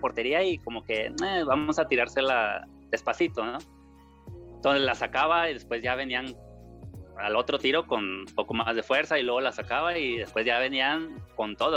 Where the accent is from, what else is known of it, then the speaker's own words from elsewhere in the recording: Monterrey, Nuevo León, Mexico; also born or lived in Torreón, Coahuila; llegamos aquí a Monterrey, Nuevo León, desde que tenía yo tres años de edad. Y aquí crecí